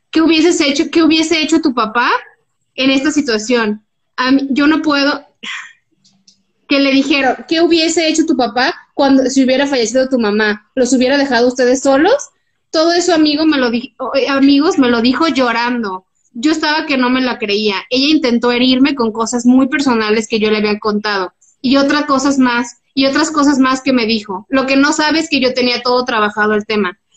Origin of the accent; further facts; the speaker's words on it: Guadalajara, Jalisco, Mexico; also born or lived in Ensenada; Obvio, yo soy de Guadalajara y tenía cinco años viviendo en esa ciudad y no lo conocía.